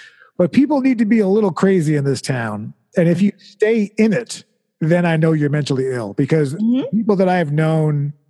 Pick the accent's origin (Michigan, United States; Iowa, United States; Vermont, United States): Vermont, United States; I like walk in for directions because I'm from Vermont, you know